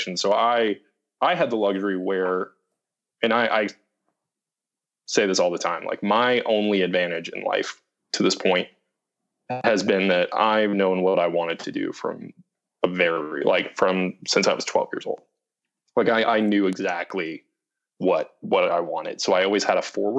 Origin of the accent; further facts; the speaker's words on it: Maine, United States; moved away as an adult; also born or lived in Los Angeles; growing up in Maine